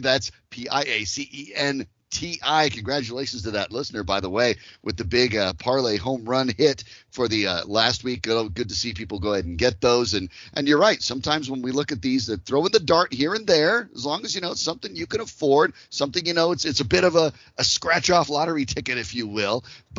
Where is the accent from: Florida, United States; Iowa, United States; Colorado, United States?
Colorado, United States; I'm from Colorado